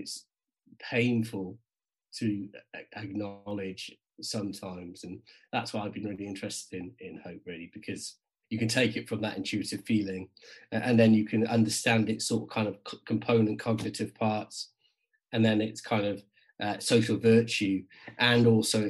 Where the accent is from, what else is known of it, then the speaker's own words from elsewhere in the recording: South Wales Valleys, United Kingdom; also born or lived in Cardiff / South West England / Newcastle; now in North East England, United Kingdom; I grew up in the South Wales Valleys and then just outside Cardiff